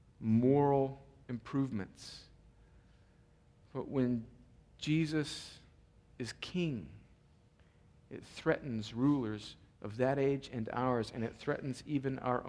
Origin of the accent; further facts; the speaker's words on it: a little desert town inland of San Diego, California, United States; moved away; I grew up in a little desert town inland of San Diego